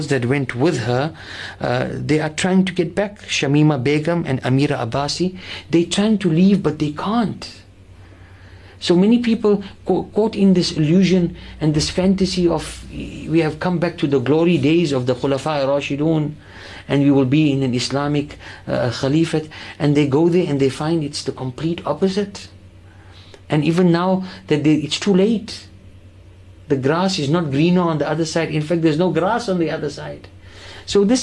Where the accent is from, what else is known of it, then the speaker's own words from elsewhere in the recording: Cape Town, Western Cape, South Africa; we as the Muslim community of Cape Town and South Africa